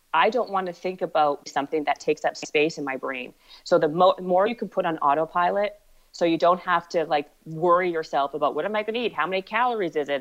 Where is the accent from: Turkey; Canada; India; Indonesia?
Canada; also born or lived in Ottawa, Canada / Winnipeg, Canada / Toronto, Canada; I was born in Ottawa and then I moved to Winnipeg and then Toronto